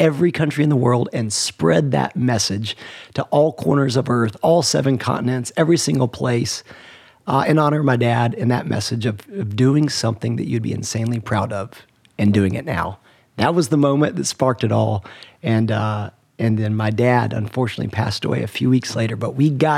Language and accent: English; Atlanta, Georgia, United States; I grew up in Atlanta